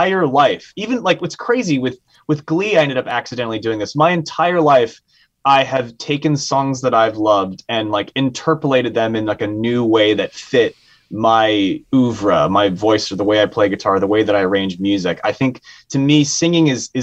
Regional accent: San Francisco, California, United States; I was raised in San Francisco

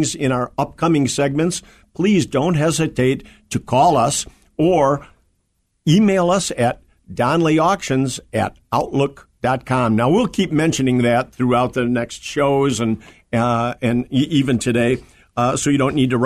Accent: Berwyn, Illinois, United States; also born or lived in Union, Illinois; I lived in Berwyn, Illinois

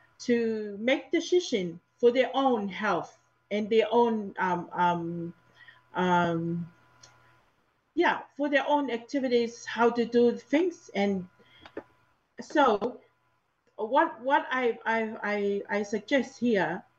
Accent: Tonga; moved away as an adult; now in New Zealand; I was in Tonga until 2017

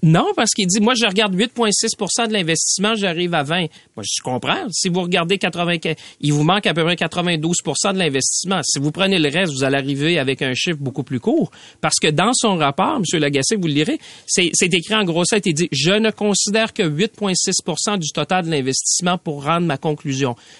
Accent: Mauricie, Quebec, Canada; je viens de la Mauricie

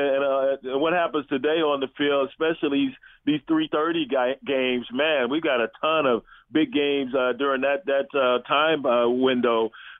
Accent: Lubbock, Texas, United States; Went to my hometown of Lubbock

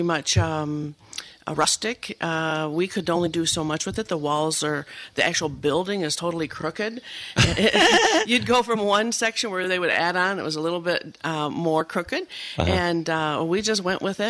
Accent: Oakland County, Michigan, United States; I'm from Oakland County, north of Detroit originally

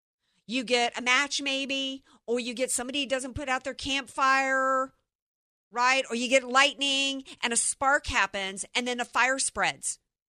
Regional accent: Iowa, United States; I'm from Iowa and there was flooding in Iowa that affected the farmers.

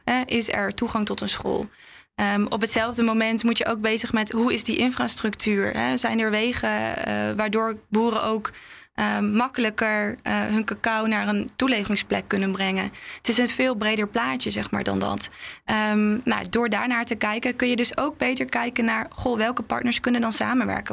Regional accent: Netherlands; ik ben ook een Nederlandse vrouw die dan daar in een dorp rondloopt

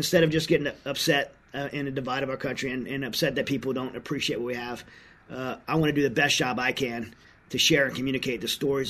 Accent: United States; as an American

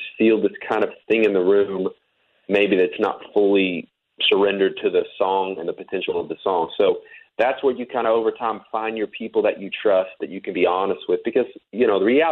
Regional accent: Fort Worth, Texas, United States; moved away as an adult; now in Nashville, United States; I was born and raised in Texas

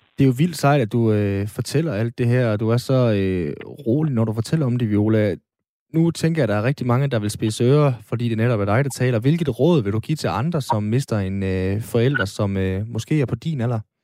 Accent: Aalborg, North Denmark Region, Denmark; nu er jeg jo fra Aalborg

